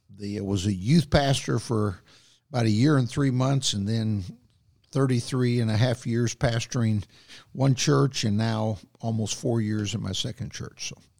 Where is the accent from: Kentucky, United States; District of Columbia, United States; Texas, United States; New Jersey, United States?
Kentucky, United States; Booneville; moved away; my hometown there in Boonville, Kentucky